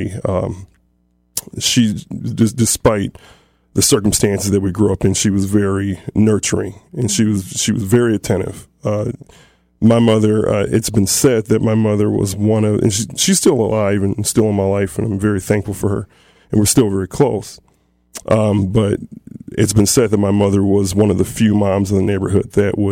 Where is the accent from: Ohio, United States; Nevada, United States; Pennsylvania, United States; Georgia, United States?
Ohio, United States; Toledo; I grew up basically in South Toledo, in the inner city